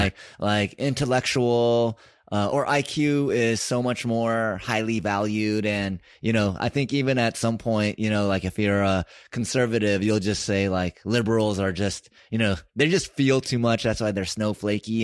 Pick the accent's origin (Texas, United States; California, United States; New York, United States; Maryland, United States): California, United States; San Francisco; I grew up in San Francisco